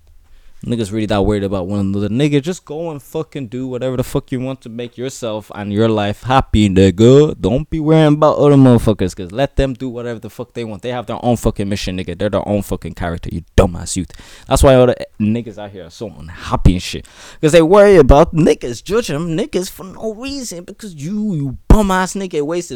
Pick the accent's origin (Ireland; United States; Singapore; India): Ireland; I'm Irish